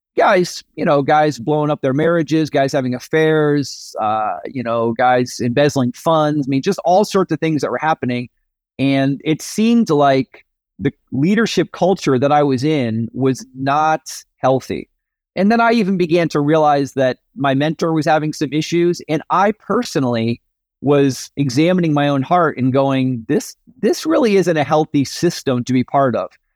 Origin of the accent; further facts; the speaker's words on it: suburbs of New York City, United States; I grew up in the Northeast, the suburbs of New York City. From you know birth to high school graduation was up there.